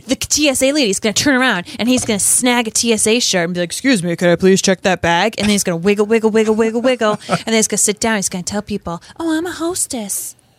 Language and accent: English; Rhode Island, United States; I'm from Rhode Island.